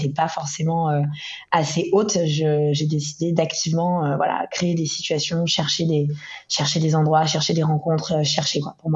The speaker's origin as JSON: {"language": "French", "town": "Ibiza", "region": "Balearic Islands", "country": "Spain", "tie": "born or raised there", "also_born_or_lived": "Istanbul / Tel Aviv", "moved": "as an adult", "said": "J'ai une enfance assez internationale. J'ai été élevée à Ibiza, euh, avec tout ce, que, tout ce que ça comporte comme connotation"}